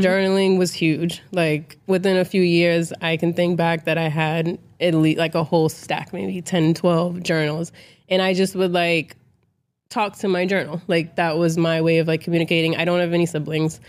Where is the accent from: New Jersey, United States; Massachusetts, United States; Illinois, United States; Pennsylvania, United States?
Massachusetts, United States; Boston; I am from Boston, so, you know, I'm from an environment where a lot of us wasn't poured into